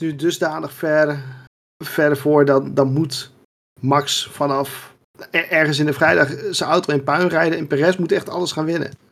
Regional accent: Netherlands; ons als Nederlanders

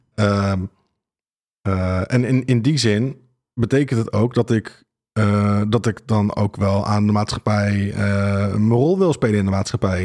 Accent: Rhenen, Utrecht, Netherlands; Ik, ik kom uit Renen. ik ben er ook opgegroeid

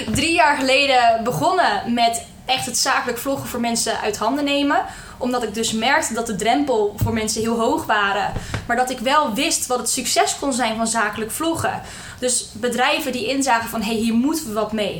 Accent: Hendrik-Ido-Ambacht, South Holland, Netherlands; moved away as an adult; now in Rotterdam, Netherlands; Ik kom officieel uit Hendrik Ido Ambacht. Bij Dordrecht in de buurt. Maar ik voel me toch wel Rotterdamse. Ik woon nu al zeven jaar eh, in de stad.

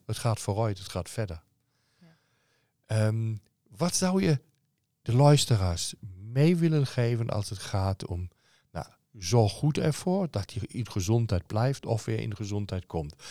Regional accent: Cologne, North Rhine-Westphalia, Germany; Dutch is a second language; now in Netherlands; Ik kom uit Keulen uh, qua geboorte

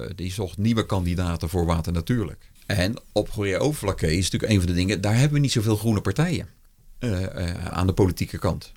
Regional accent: Rijswijk, South Holland, Netherlands; ik ben geboren in Rijswijk tegen Den Haag aan. En dat was toen nog de rand van het weiland. Dus ik weet nog dat ik op een gegeven moment uh, reusachtige zwermen, goudplevieren, de eerste lepelaars, overal grutto's, overal tureluurs, overal veldleveringen. Dat is gewoon het geluid van mijn jeugd.

